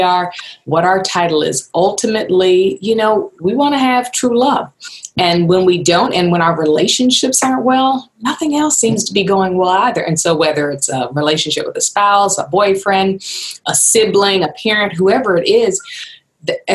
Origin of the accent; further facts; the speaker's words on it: Philadelphia, Pennsylvania, United States; moved away; also born or lived in Los Angeles / Johannesburg, South Africa; I'm originally from Philadelphia.